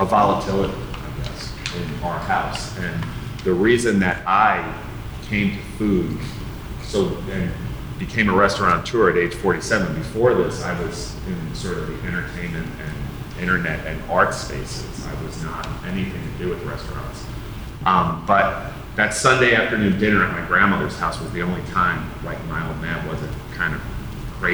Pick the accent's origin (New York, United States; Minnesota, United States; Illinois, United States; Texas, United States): New York, United States; New York City; I grew up in Staten Island